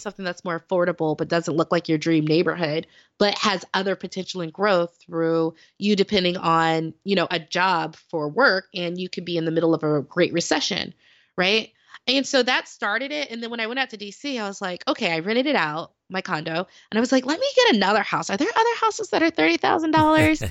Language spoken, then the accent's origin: English; Las Vegas, Nevada, United States; moved away as an adult; also born or lived in Dayton, Ohio; I'm from Las Vegas